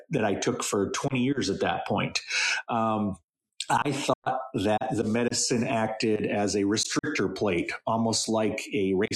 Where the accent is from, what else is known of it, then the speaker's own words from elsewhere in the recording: central Maine, United States; I grew up in central Maine